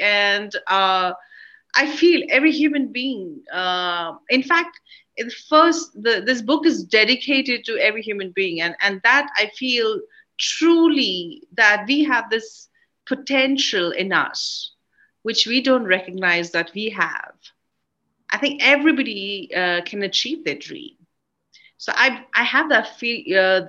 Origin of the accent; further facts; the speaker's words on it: India; I am an Indian film actress and been working for the last 30 years in the cinemas